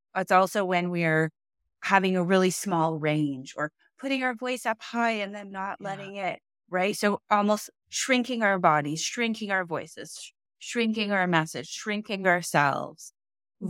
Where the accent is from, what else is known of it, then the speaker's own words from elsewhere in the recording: Canada; I'm Canadian.